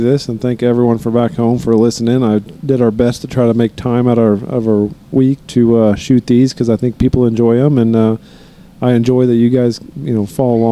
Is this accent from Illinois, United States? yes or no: yes; Effingham, Illinois, United States; we're from Effingham, Illinois